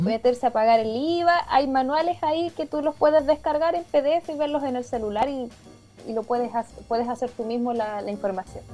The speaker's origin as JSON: {"language": "Spanish", "town": "Concepción", "region": "Biobío", "country": "Chile", "tie": "born or raised there", "also_born_or_lived": "Santiago", "said": "yo soy nacida acá en Concepción"}